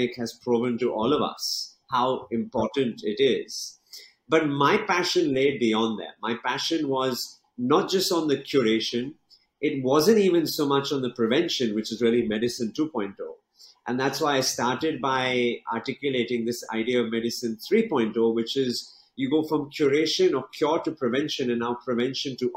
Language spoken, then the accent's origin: English; England, United Kingdom; moved away as an adult; now in Mumbai, India; studying and growing up in England